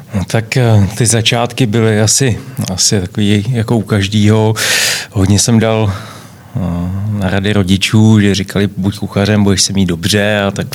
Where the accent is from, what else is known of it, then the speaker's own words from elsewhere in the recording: Czechia; also born or lived in London; tady u nás v Čechách